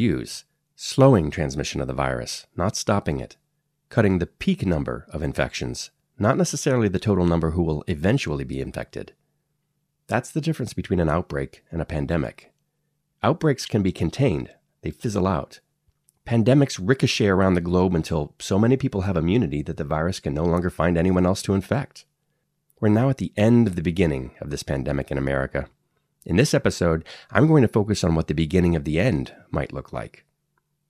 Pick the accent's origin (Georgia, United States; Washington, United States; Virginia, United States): Washington, United States; Kirkland; here in my hometown of Kirkland, Washington